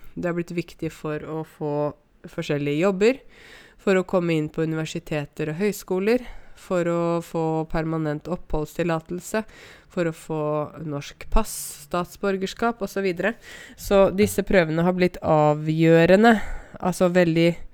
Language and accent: Norwegian; Norway; Ja, jeg er norsk, jeg er nordmann